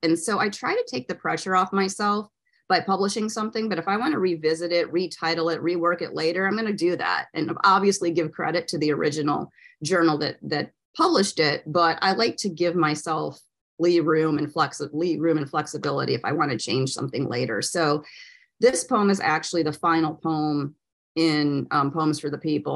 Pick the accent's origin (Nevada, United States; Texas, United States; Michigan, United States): Michigan, United States; now in Florida, United States; I'm from Michigan originally. And when I moved to Florida